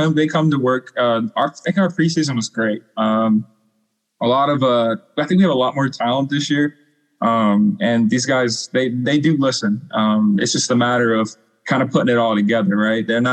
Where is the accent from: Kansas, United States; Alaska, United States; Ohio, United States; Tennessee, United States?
Kansas, United States; Wichita; moved away as an adult; also born or lived in La Junta, Colorado / Indianapolis, Indiana; I'm from Wichita, Kansas